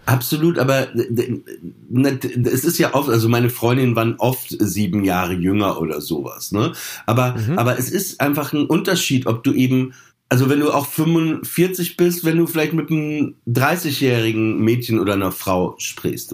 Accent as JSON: {"language": "German", "town": "Papenburg", "region": "Lower Saxony", "country": "Germany", "tie": "born or raised there", "said": "ich bin in Papenburg aufgewachsen"}